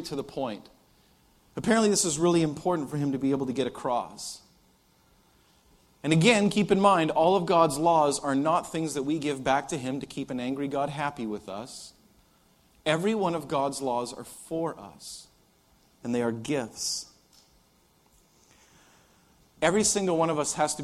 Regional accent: Canada; I'm Canadian

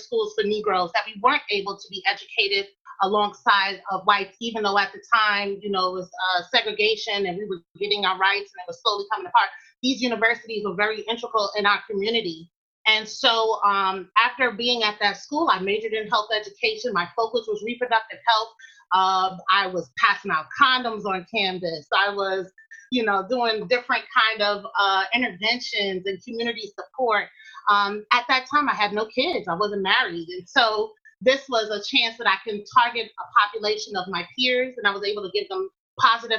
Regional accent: New York City, New York, United States; moved away as an adult; also born or lived in Durham, North Carolina; I'm from Queens, New York, and I grew up in an environment where it was largely African-American

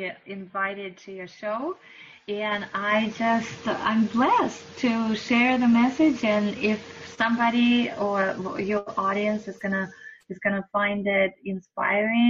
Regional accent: Russia; moved away; I was born and raised in another country. I was born and raised in Russia.

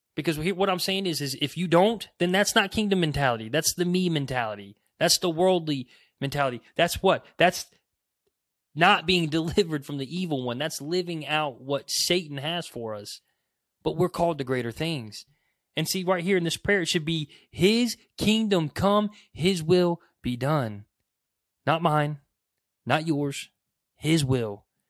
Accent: United States; as an American

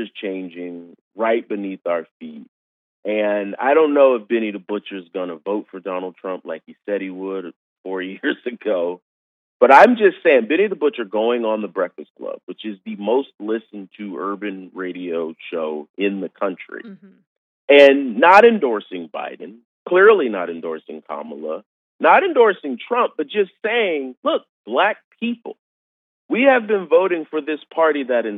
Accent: Savannah, Georgia, United States; moved away; also born or lived in Florida; I've lived in Florida half my life and was born and raised in Savannah, Georgia

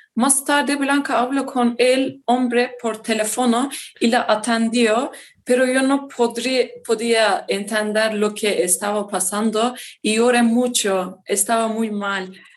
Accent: Hatay, Turkey; Spanish is a second language; also born or lived in Izmir, Turkey; soy turca y vivo en Turquía

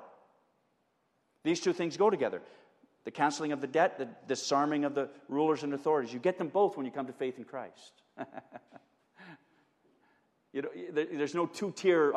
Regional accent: Edmonton, Alberta, Canada; When we were kids growing up in Edmonton

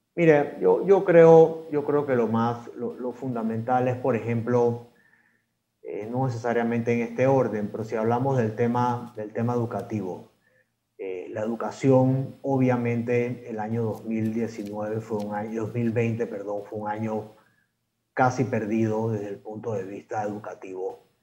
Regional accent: Panama; como panameños

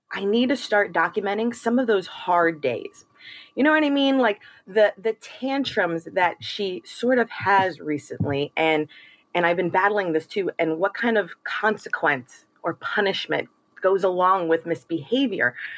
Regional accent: New York City, New York, United States; moved away as an adult; also born or lived in Maryland; now in Florida, United States; I'm originally from New York, the Bronx, in fact

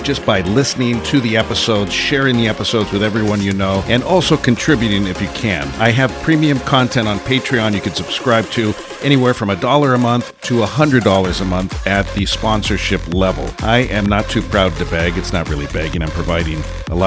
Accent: San Francisco, California, United States; moved away as an adult; also born or lived in East Bay, California / Placer County, California; now in Washington, United States; I was born and raised in San Francisco, first 24 years of my life

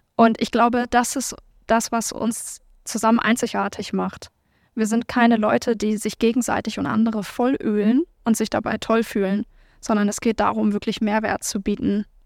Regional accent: Hamburg, Germany; Also ich bin halt ähm, in Hamburg-Billstedt groß geworden, in der Nähe von Mömmelmannsberg zur Schule gegangen.

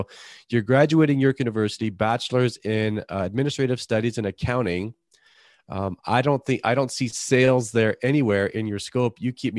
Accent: Toronto, Ontario, Canada; people know I'm from Toronto.

